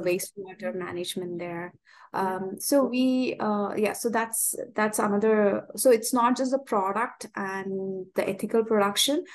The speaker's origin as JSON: {"language": "English", "region": "Kerala", "country": "India", "moved": "yes", "lives_now": "Dubai, United Arab Emirates", "said": "I'm originally from India. I'm, I'm from Kerala and I live here with uh, in Dubai"}